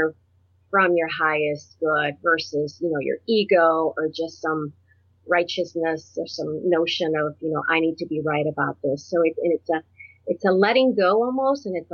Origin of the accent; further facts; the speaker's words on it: Puerto Rico; now in Ohio, United States; I was born on a tropical island in the Caribbean. I'm from Puerto Rico.